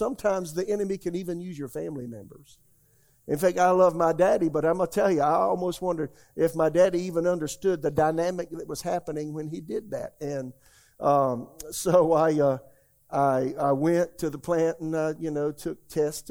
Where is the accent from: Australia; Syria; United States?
United States; Florence, South Carolina; my hometown, Florence, South Carolina